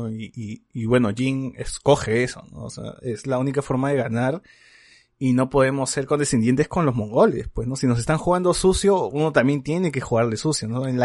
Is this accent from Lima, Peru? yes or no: yes; Lima, Peru; tengo que salir de mi burbuja, y decir que soy eh, de Lima rural, pues, ¿no?